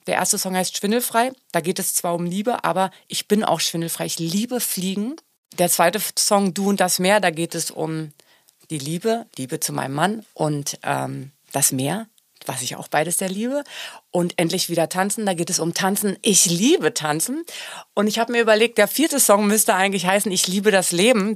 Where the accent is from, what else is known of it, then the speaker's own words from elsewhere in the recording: Germany; ich bin ja Deutsche und ich kann sehr gut Deutsch singen.